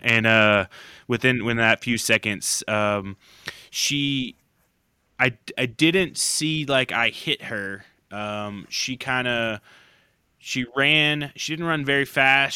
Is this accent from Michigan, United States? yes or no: no; Oklahoma, United States; growing up in Oklahoma